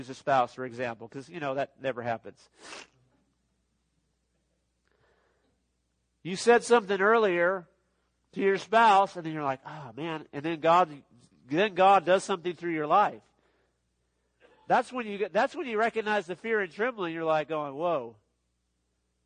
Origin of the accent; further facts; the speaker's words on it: Los Angeles, California, United States; I grew up in Los Angeles, California area